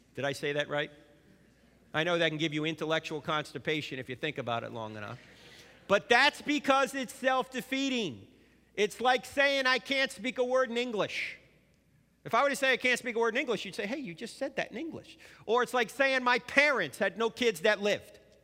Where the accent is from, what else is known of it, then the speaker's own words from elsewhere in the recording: New Jersey, United States; moved away; I'm originally from New Jersey